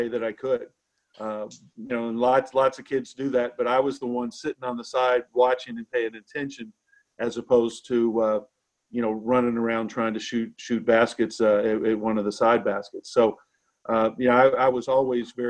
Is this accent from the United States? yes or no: yes; Owensboro, Kentucky, United States; moved away as an adult; also born or lived in Georgetown, Kentucky / Charlottesville, Virginia; growing up in Owensboro was a great experience. It was a great place to grow up.